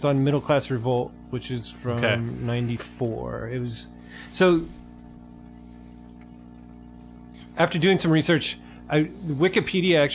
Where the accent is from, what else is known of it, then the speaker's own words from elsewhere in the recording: United States; we're American